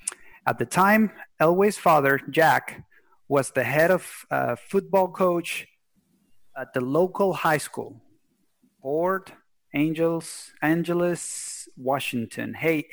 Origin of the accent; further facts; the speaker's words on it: Venezuela; moved away; also born or lived in Oregon; I was from Venezuela